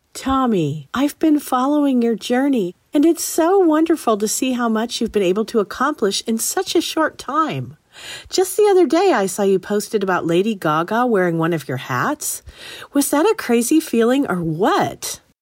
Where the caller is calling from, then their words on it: San Leandro, California, United States; I'm calling from San Leandro, California